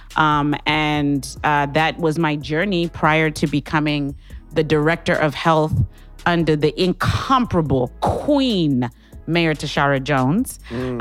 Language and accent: English; Harare, Zimbabwe; now in St. Louis, United States; I'm originally from Harare, Zimbabwe